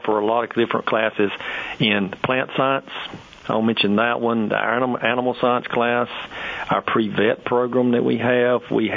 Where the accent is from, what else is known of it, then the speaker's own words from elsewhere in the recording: Sampson County, North Carolina, United States; also born or lived in Brevard, North Carolina; I was from Sampson County, so I moved back home at that time